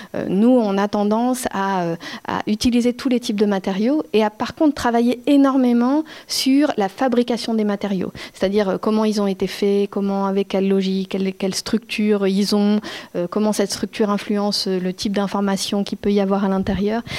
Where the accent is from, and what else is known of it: France